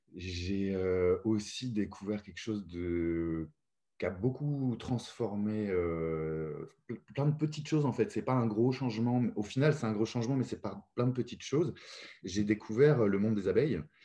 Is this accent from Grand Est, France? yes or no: no; Paris, Île-de-France, France; moved away as an adult; now in Lyon, France; J'ai habité pendant plus de 42 ans à Paris. Et j'en étais très content. Je suis né euh, là-bas, j'ai grandi là-bas